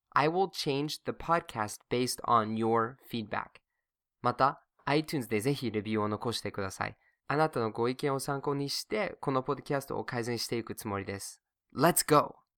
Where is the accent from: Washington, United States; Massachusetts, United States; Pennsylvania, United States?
Massachusetts, United States; now in Japan; my home state, Massachusetts